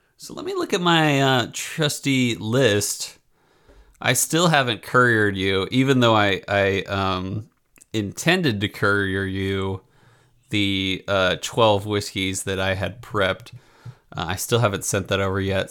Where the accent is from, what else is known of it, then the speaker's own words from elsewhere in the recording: East Coast, United States; I'm from the East Coast